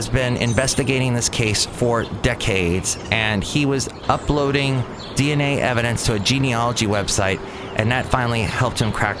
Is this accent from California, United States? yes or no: yes; Southern California, United States; growing up in Southern California